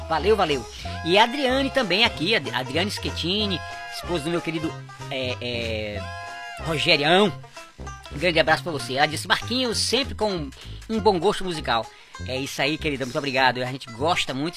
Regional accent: Fortaleza, Ceará, Brazil; Fortaleza é a nossa, né? É, é, é, é onde, onde eu nasci

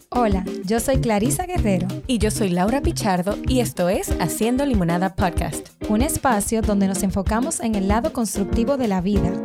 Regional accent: Dominican Republic; como mujer y como dominicana

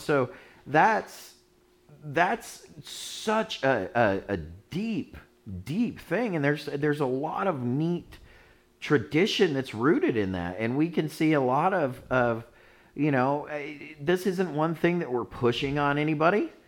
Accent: United States; celebrating Christmas as an American

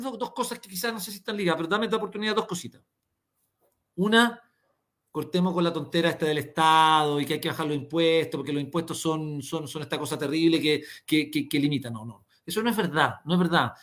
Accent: Chile; todos somos los chilenos

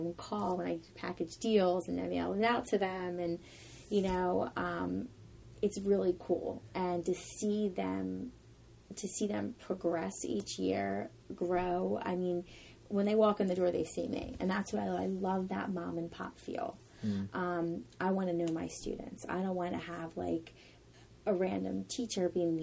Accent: Vineland, New Jersey, United States; now in Ocean City, United States; I'm originally from Vineland, New Jersey, which is about 40 minutes away

